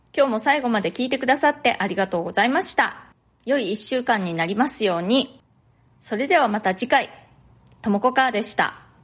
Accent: Japan; moved away as an adult; now in New York, United States; 私の生まれ育ったその日本のね実家

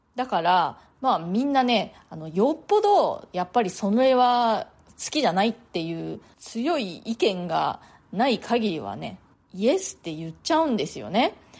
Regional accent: Japan; moved away as an adult; now in New York, United States; 日本で生まれ育った私にはね

